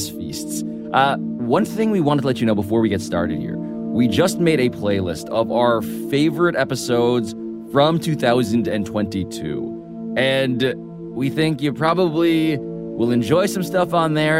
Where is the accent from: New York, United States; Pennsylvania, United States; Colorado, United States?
New York, United States; New York City; I'm from New York City